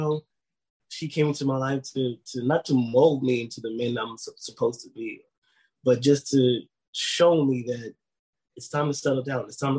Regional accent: New York City, New York, United States; also born or lived in Mount Vernon, New York; being in the Bronx, growing up in the Bronx at that time

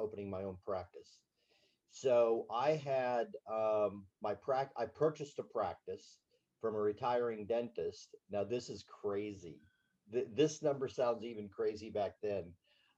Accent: Berne, Indiana, United States; I was raised in Bern, Indiana, a little Swiss community of 3,000 people

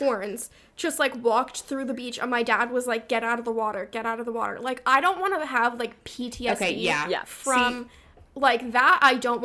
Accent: Vermont, United States; growing up in Vermont

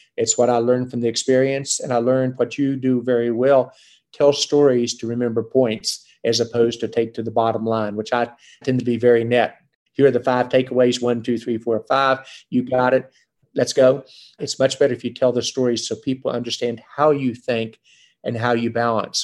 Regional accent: West Virginia, United States; moved away; also born or lived in Boston; I grew up in West Virginia where we were the chemical center of the world with Carbide, FMC, DuPont, 6,000 engineers in Charleston, West Virginia alone.

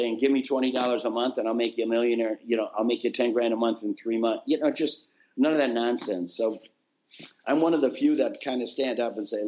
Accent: Minnesota, United States; born or raised there

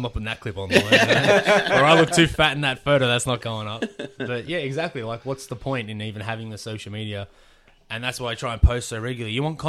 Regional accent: Australia; I'm a wrestler from Australia.

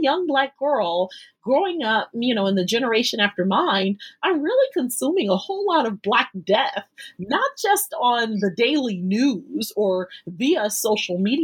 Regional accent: United States; I'm born and raised in the United States

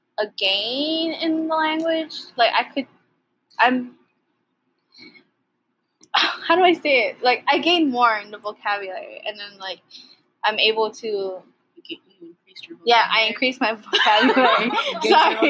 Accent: Hawaii, United States; born or raised there; also born or lived in Philippines

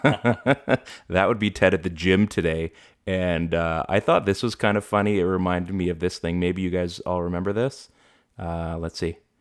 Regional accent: Canada; I've grown up, you know, we've we've grown up in Canada

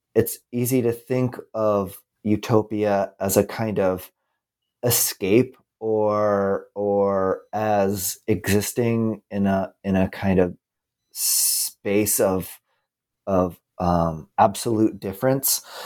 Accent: United States; as an American

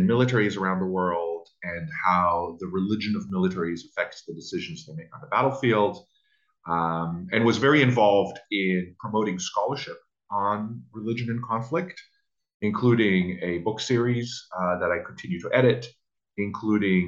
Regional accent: Israel; moved away as an adult; now in United States; So I grew up in Israel and I spent the first 21 years of my life there

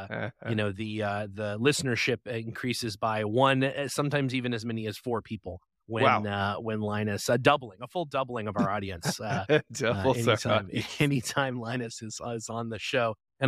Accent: Canada; moved away; my hometown of Canada.

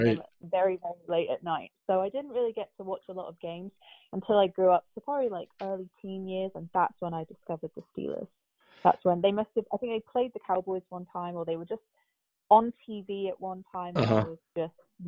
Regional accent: Royal Leamington Spa, West Midlands, United Kingdom; moved away as an adult; now in Florida, United States; I'm originally from a little town called Royal Leamington Spa. And I moved to Florida about 5 years ago now.

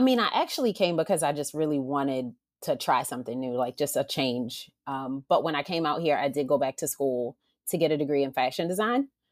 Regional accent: Baltimore, Maryland, United States; now in Los Angeles, United States; originally from Maryland as well, from Baltimore

